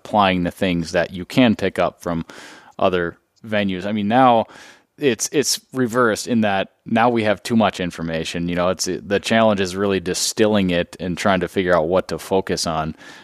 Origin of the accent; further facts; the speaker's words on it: Duluth, Minnesota, United States; also born or lived in Twin Cities, Minnesota; I grew up in the North Woods, and it will always have and I really never strayed too far. I lived in the Twin Cities for a little while, but then moved back to Duluth